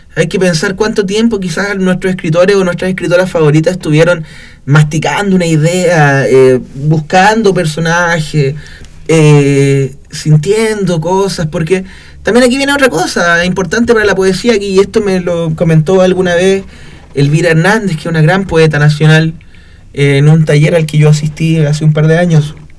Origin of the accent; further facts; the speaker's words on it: Copiapó, Atacama, Chile; also born or lived in Valparaíso; yo soy oriundo acá de Copiapó